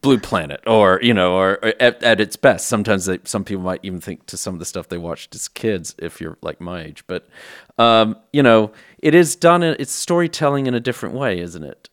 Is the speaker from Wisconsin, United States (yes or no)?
no; Texas, United States; now in United Kingdom; I'm from Texas originally, based in the U K.